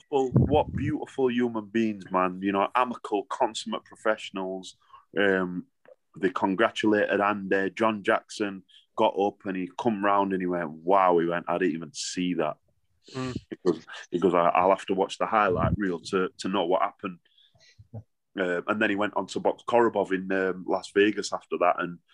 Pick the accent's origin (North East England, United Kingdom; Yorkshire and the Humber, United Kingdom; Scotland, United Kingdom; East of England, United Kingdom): Yorkshire and the Humber, United Kingdom; Sheffield; I'm from Sheffield